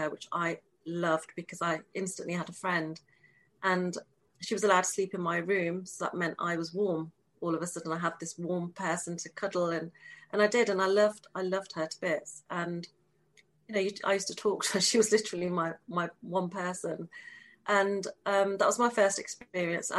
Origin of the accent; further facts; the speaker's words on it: England, United Kingdom; I was born, I'm born and bred in the United Kingdom in England, so I'm very English